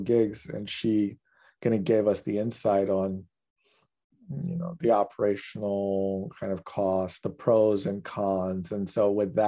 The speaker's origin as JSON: {"language": "English", "country": "Ghana", "tie": "born or raised there", "said": "I'm from Ghana, right? That's where I grew up."}